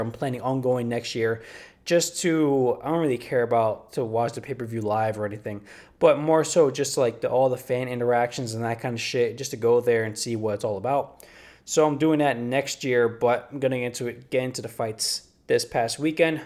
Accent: United States; I am American

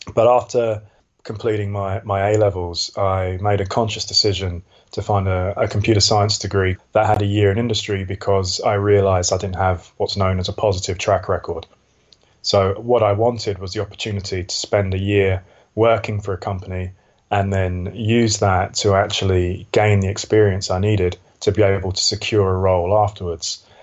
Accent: London, United Kingdom; also born or lived in Switzerland; I was born in southeast London in Lewisham. Um, I went to a really, really quite poor secondary school

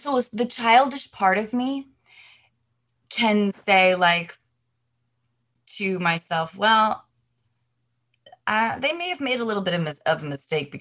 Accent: Seattle, Washington, United States; I grew up doing theater in Seattle

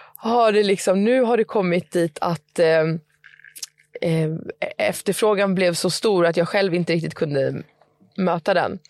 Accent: Stockholm, Stockholm County, Sweden; moved away as an adult; now in Södertälje, Sweden; Jag är från Stockholm men jag flyttade till Södertälje.

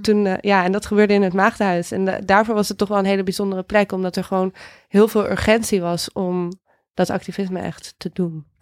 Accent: Houten, Utrecht, Netherlands; moved away as an adult; also born or lived in California; Ik ben opgegroeid in Houten. Dat ligt net naast Utrecht.

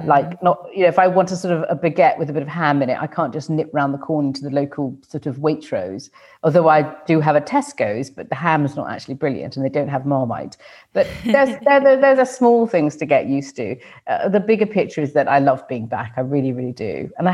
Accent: Thailand; also born or lived in United Kingdom / United States; I do live here now. I was born and brought up in Thailand. My father moved here in 1961 to sell Ford tractors, ostensibly for a year or two, and then just ended up staying 30 years.

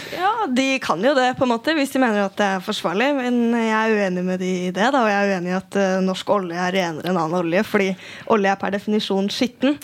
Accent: Oslo, Norway; Jeg er fra Tøyen, og jeg har vokst opp med folk som har brukt hijab så lenge jeg har gått på skolen.

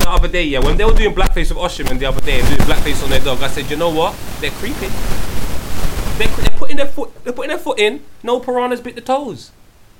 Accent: London, United Kingdom; I understand the concept of gentrification, because I'm from North London. I remember when Tottenham looked a little bit different

